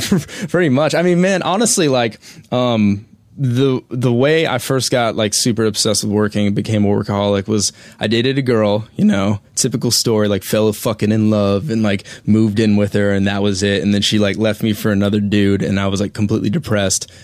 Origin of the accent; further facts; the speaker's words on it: Colorado, United States; I'm from Colorado